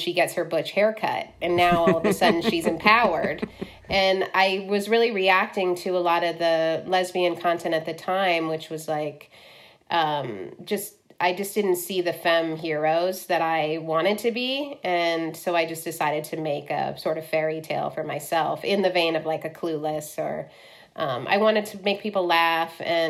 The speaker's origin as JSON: {"language": "English", "town": "Cleveland", "region": "Ohio", "country": "United States", "tie": "born or raised there", "said": "I grew up in Cleveland"}